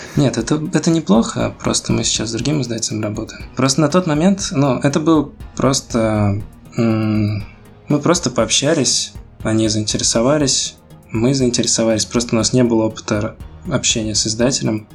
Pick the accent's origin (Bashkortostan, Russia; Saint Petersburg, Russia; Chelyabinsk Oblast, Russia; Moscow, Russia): Bashkortostan, Russia; Ufa; я из Уфы, это такой не очень большой город-миллионник.